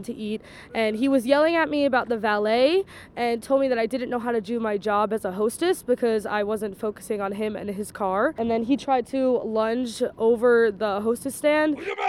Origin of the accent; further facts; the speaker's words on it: Long Island, New York, United States; So I'm from Long Island